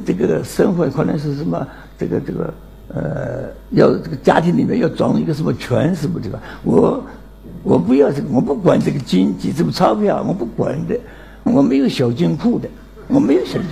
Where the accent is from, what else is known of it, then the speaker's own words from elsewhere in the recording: Nancheng, Jiangxi, China; moved away; 今年九十二岁，江西南城人